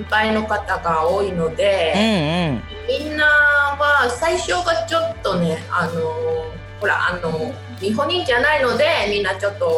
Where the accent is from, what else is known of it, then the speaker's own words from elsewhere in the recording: Taiwan; now in Japan; 台湾ですね